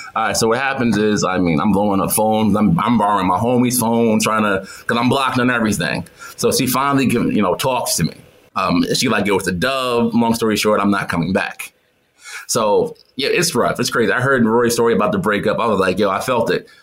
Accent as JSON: {"language": "English", "region": "New York", "country": "United States", "also_born_or_lived": "Atlanta", "moved": "as an adult", "said": "I'm from New York"}